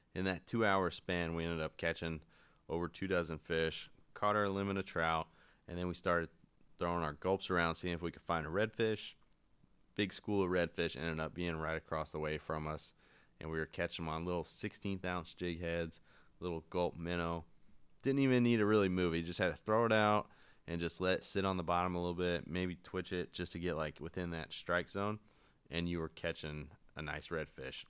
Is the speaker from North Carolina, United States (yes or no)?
yes; North Carolina, United States; I'm from North Carolina